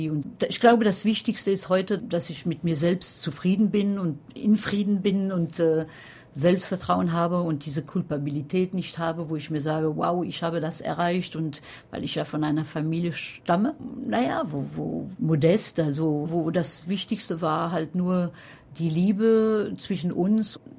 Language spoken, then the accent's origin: German; France; now in Paris, France; Ich bin Französin, ja, wohne in Paris, aber Pariserin nein.